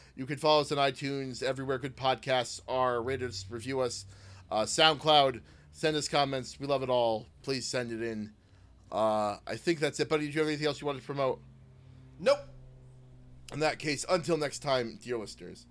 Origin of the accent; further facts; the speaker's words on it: United States; I, as an American, had, didn't grow up inside of the the you know the Midwest culture.